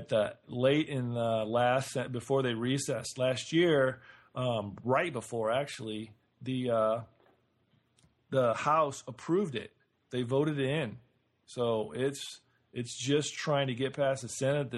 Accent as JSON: {"language": "English", "region": "Illinois", "country": "United States", "said": "I'm from Illinois"}